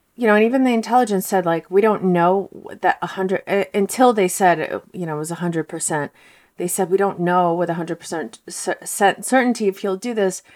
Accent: Moscow, Russia; now in United States; I'm from Moscow, and my parents are from Moscow

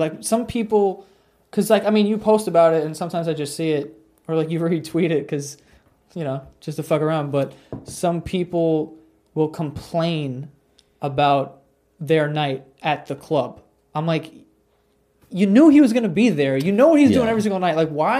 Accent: New York, United States; Yeah, I guess so. I'm from New York, so I kind of.

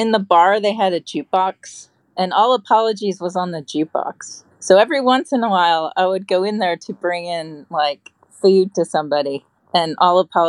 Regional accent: Midwest, United States; also born or lived in Georgia / Wisconsin; I'm not even from the East Coast, I'm from the Midwest

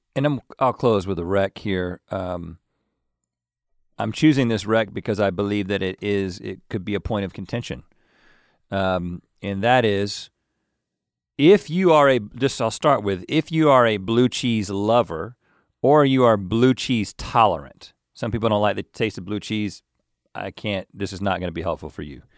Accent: North Carolina, United States; I'm from North Carolina

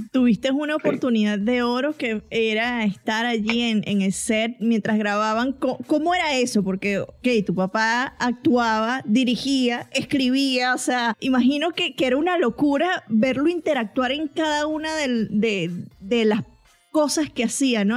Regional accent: Venezuela; moved away as an adult; now in United States; yo soy venezolana, crecí en Venezuela, me mudé a Estados Unidos ya cuando estaba en mis early 20s

